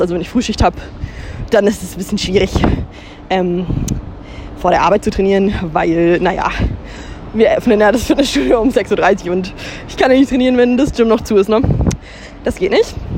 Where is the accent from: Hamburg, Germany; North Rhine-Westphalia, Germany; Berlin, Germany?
Hamburg, Germany; darf ich das als Hamburgerin ja auch mit Stolz sagen